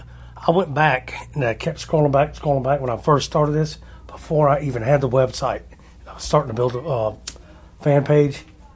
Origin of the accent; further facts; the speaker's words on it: the South, United States; I'm a redneck from the South